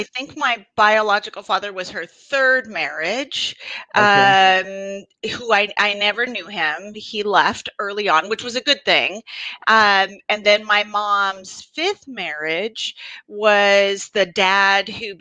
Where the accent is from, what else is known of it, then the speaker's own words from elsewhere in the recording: Los Angeles, California, United States; I was born in California, in Van Nuys, California